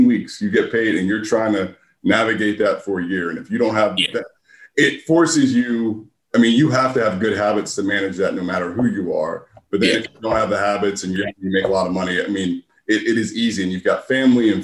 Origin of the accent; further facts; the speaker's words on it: Philadelphia, Pennsylvania, United States; I grew up in Philadelphia in the suburb